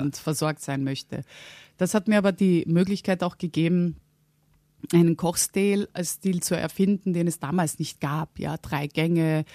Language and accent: German; Vienna, Austria; also born or lived in Halle (Westfalen), Germany; bin dann nach einer Woche mit meiner Mutter mit, wieder nach Wien gegangen und bin dort aufgewachsen